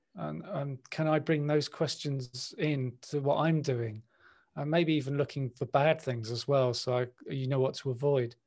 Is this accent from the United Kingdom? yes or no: yes; London, United Kingdom; I was born in West London. I grew up in West London